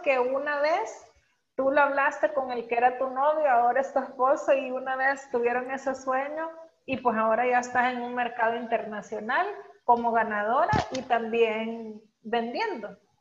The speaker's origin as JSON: {"language": "Spanish", "country": "El Salvador", "said": "como salvadoreños"}